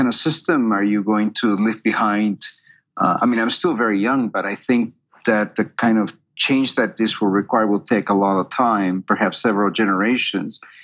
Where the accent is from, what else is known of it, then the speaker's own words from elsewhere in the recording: Peru; moved away as an adult; also born or lived in Canada; now in United States; I'm originally from Peru, and I went to medical school in Peru.